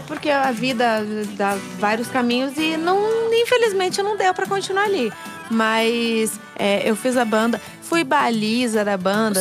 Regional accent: Curitiba, Paraná, Brazil; also born or lived in Campo Grande, Mato Grosso do Sul; Curitibana. Sou de Curitiba. Morei um tempo em Campo Grande, mas voltei a Curitiba

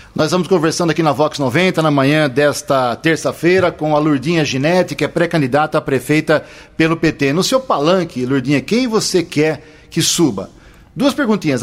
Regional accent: Americana, São Paulo, Brazil; eu também nasci aqui

